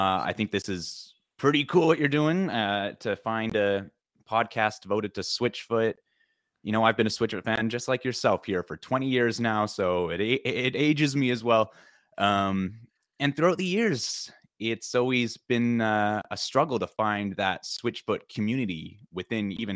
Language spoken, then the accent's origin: English; Vancouver, British Columbia, Canada; I grew up in Vancouver, BC. We moved 4.5 hours away to the interior in BC, and it was a big deal. At the age of 11 is when we moved